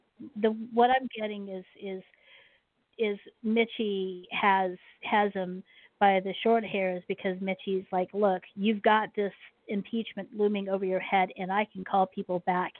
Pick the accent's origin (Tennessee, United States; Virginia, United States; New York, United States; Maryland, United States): Maryland, United States; born there; I was born on Andrews, which is now called Joint Base Andrews, and it is an Air Force base